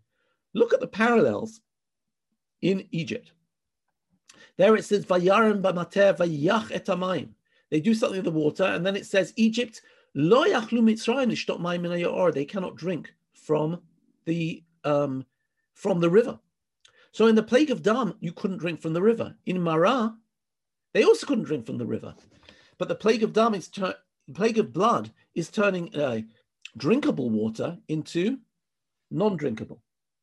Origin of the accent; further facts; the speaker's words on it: England, United Kingdom; now in Israel; I came from England, right? England is a very, you know, people stand in line in England.